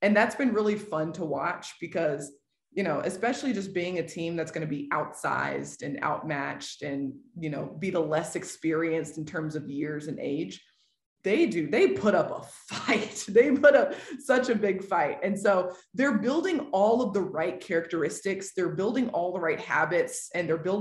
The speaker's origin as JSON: {"language": "English", "town": "Nashville", "region": "Tennessee", "country": "United States", "tie": "born or raised there", "moved": "as an adult", "lives_now": "Oklahoma City, United States", "said": "I was born and raised in Nashville, or like in the Middle Tennessee area"}